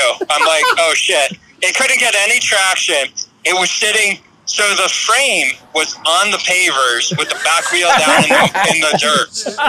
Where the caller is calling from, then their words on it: Lebanon, Pennsylvania, United States; I came from Lebanon, PA, which is out in the eastern side. It's near Hershey, PA, actually. I'm about 30 minutes down the road from Hershey.